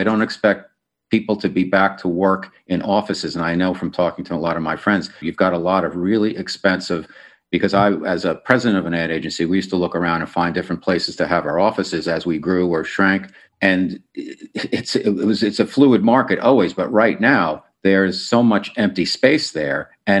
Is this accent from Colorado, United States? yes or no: no; New York City, New York, United States; I come from New York City